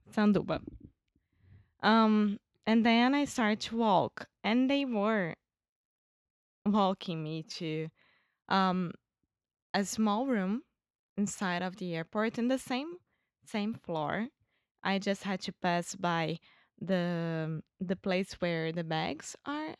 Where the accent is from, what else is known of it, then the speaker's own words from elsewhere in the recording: Rio de Janeiro, Brazil; English is a second language; I'm Brazilian from Rio de Janeiro.